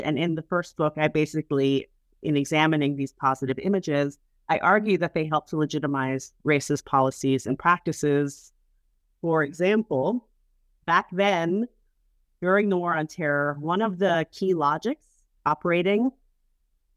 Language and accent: English; New York City, New York, United States; as an Arab, Latina, Muslim growing up in New York City